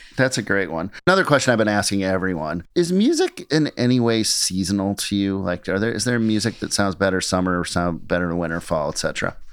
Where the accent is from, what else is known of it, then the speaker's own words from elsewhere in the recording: Minneapolis, Minnesota, United States; I grew up in Minneapolis